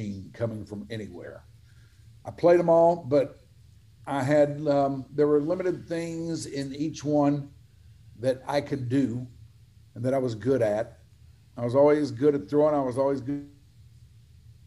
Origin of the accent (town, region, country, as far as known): Dallas, Texas, United States; born or raised there